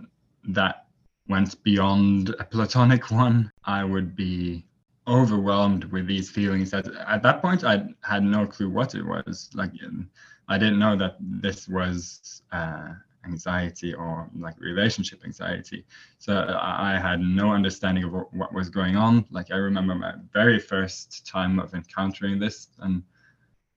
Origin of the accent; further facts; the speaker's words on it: Norway; now in Taiwan; I'm from Norway. So but right now I'm in Taiwan